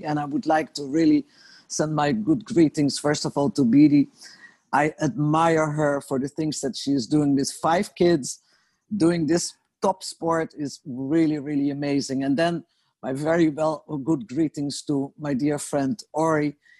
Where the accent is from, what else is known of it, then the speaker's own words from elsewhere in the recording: The Hague, South Holland, Netherlands; moved away as an adult; now in Israel; I'm from Holland, was living in Holland.